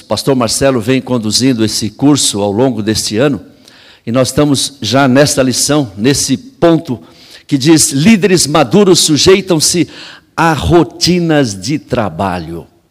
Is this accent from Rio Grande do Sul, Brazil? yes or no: no; São Paulo, Brazil; Eu morei em São Paulo, cresci em São Paulo, pastoreei em São Paulo muito tempo